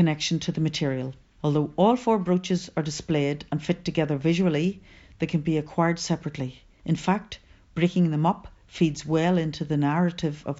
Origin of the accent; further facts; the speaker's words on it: Newry, Northern Ireland, United Kingdom; my hometown Newry